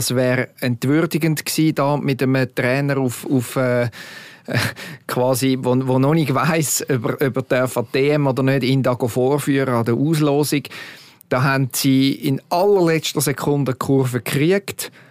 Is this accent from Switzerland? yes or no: yes; Switzerland; wir sind uns doch gewöhnt als Schweizer Nazi über Jahre